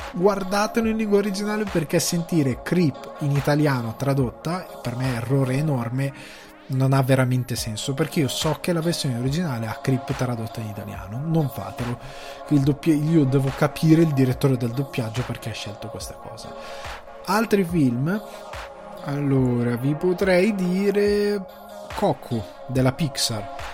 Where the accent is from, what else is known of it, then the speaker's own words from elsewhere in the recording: Crema, Lombardy, Italy; a livello di origine sono cresciuto nel Cremasco